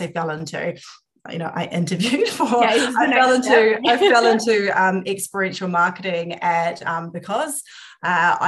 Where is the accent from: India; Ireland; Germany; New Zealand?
New Zealand; moved away as an adult; also born or lived in United Kingdom; now in Australia; I'm a Kiwi living in Aussie.